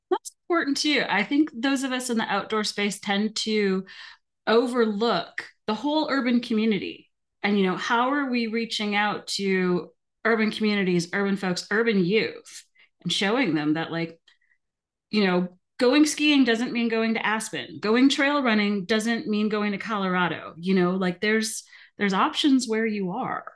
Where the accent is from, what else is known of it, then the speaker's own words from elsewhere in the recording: Alberta, Canada; I'm from Alberta.